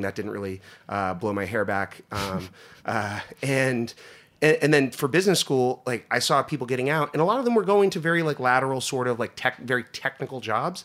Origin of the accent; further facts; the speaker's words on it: Northeast Pennsylvania, United States; moved away; I grew up in Northeast Pennsylvania